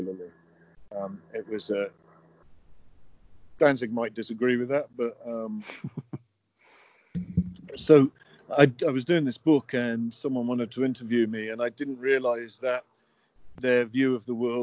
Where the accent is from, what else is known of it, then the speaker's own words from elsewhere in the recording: United Kingdom; moved away; I'm a Brit. I don't understand it. It's not my culture